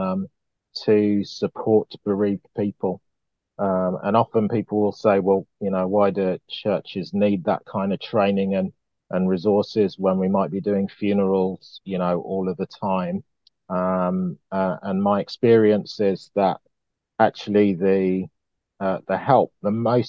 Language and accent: English; Birmingham, West Midlands, United Kingdom; I am a Brummie, a very proud Brummie